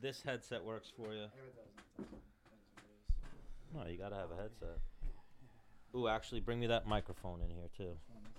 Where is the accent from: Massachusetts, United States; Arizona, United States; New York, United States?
New York, United States; Lindenhurst; I grew up on Long Island and in Lindenhurst, Babylon.